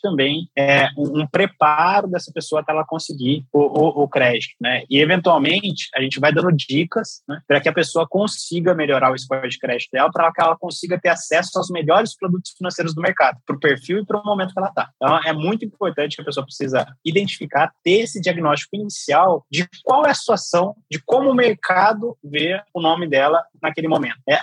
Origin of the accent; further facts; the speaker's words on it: São Gonçalo do Sapucaí, Minas Gerais, Brazil; eu sou criado no interior de Minas, em São Gonçalo de Sapucaí, sou, sou de lá, sou mineiro